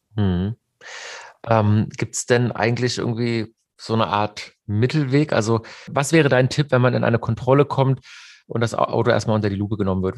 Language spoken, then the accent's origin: German; Mannheim, Baden-Württemberg, Germany; bei uns in Mannheim